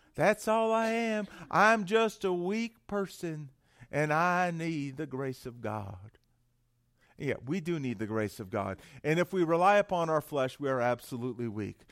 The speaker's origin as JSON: {"language": "English", "town": "San Jose", "region": "California", "country": "United States", "tie": "born or raised there", "also_born_or_lived": "Florida", "moved": "as an adult", "lives_now": "Estes Park, United States", "said": "I was born and raised in San Jose, California"}